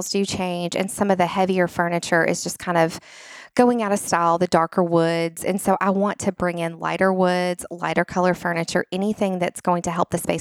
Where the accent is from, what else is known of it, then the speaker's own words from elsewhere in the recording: Nashville, Tennessee, United States; since I am from Nashville and my husband is born and we're both from Nashville, we're lifers, unicorns